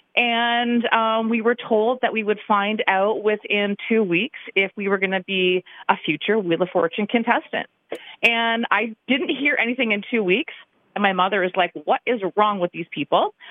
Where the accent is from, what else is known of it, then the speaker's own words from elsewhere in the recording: London, Ontario, Canada; moved away as an adult; now in Grand Rapids, United States; I am from Canada, from London, Ontario